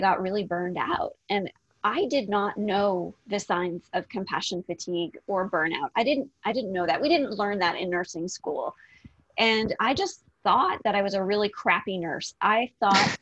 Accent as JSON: {"language": "English", "country": "Canada", "also_born_or_lived": "Las Vegas, Nevada", "moved": "as an adult", "said": "I'm originally from Canada"}